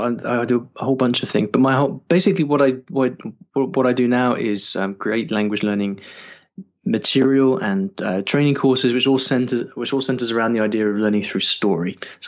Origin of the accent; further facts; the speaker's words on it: United Kingdom; Sure. Okay, so hi everybody … I'm from the UK, although sometimes people think I'm Australian when they hear me talk.